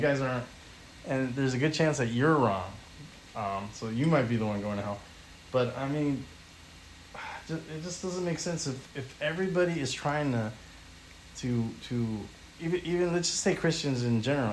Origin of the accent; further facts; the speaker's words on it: California, United States; I grew up in California all my life